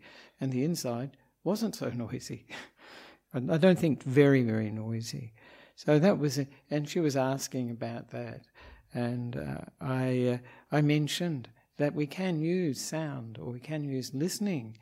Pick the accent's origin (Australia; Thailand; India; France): Australia; moved away as an adult; also born or lived in Perth, Western Australia; now in Sri Lanka; I'm an Australian Buddhist monk